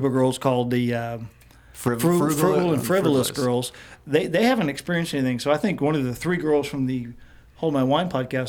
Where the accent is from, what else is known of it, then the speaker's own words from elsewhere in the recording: Midwest, United States; growing up in the Midwest